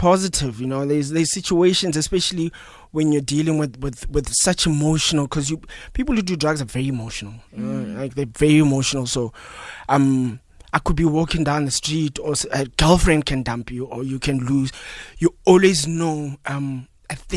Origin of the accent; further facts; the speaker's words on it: Phalaborwa, Limpopo, South Africa; moved away as an adult; now in Johannesburg, South Africa; I'm originally from Limpopo, Phalaborwa, so I came here.